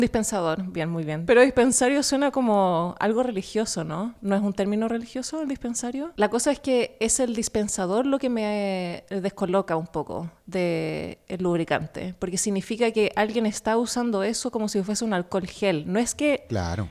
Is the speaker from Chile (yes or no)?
yes; Chile; now in New York, United States; vienesa en chileno